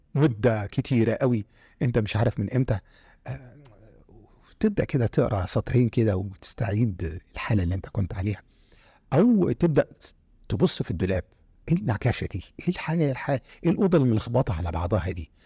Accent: Egypt; انا جنسيتي مصري

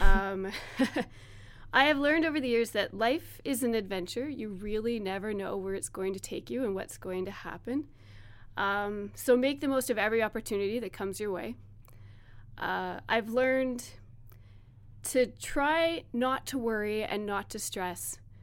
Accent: Strathroy, Ontario, Canada; now in Hanover, Canada; I grew up in Strathroy

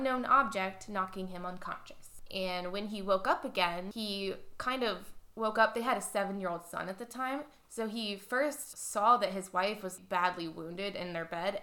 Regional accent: Cleveland, Ohio, United States; It's close to home, literally like my hometown

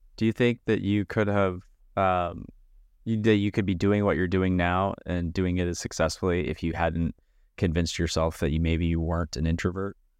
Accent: Midwest, United States; growing up and living in the Midwest

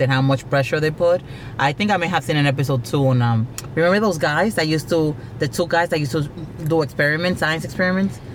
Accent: South Florida, United States; I grew up in South Florida

